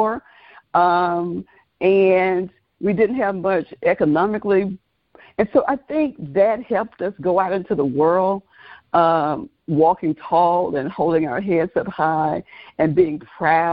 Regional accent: Oxford, Mississippi, United States; moved away as an adult; now in Atlanta, United States; my hometown is infamous for James Meredith, for University of Mississippi, quote unquote, Ole Miss

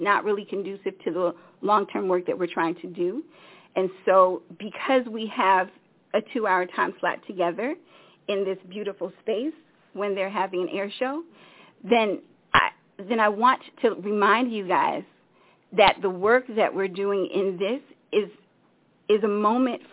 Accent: Washington, District of Columbia, United States; also born or lived in Africa; I was born in Africa because my parents got fed up with the United States, and they left and tried to repatriate semi-unsuccessfully because they came back, and I grew up in the D.C. area

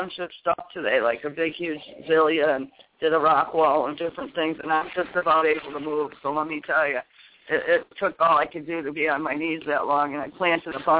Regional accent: Connecticut, United States; now in New Hampshire, United States; I'm from Connecticut

